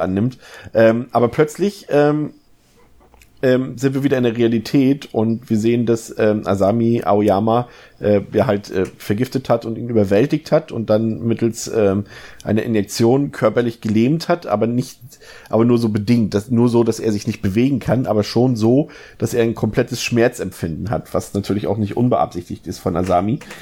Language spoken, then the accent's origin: German; Germany; bei uns in Deutschland